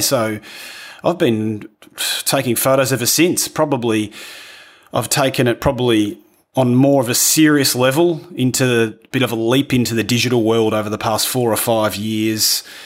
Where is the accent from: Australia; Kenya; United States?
Australia; accent: rough accent; moved away as an adult; also born or lived in London, United Kingdom; now in Italy; was from a little country town in, in Australia